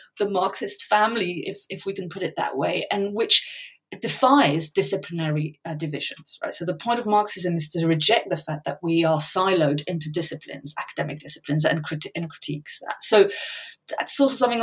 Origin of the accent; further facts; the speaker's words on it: France; moved away; also born or lived in England; I grew up in France, was born in England, I'm bilingual, families on both sides of the channel.